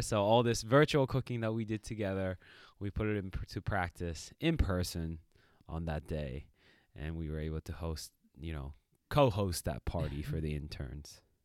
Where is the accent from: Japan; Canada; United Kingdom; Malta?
Japan; moved away; when you're growing up in Japan in the school system, there's a cleaning p-, period.